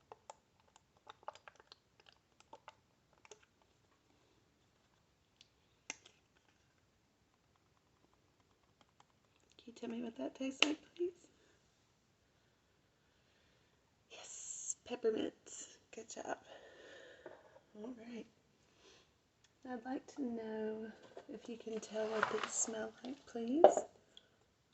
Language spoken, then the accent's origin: English; United States; accent: country